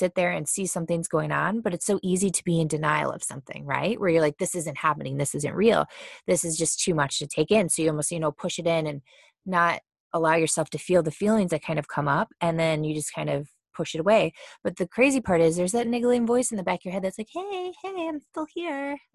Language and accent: English; Cleveland, Ohio, United States; moved away as an adult; now in Austin, United States; we're from Cleveland, Ohio, and we moved to Austin, Texas the very beginning of January.